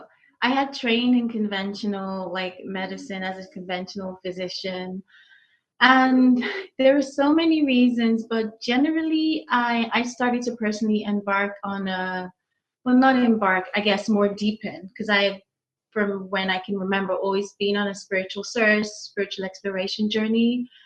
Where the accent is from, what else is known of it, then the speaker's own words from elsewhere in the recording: United Kingdom; now in United States; So currently I'm in Illinois. Originally, I never know how to quite answer that question.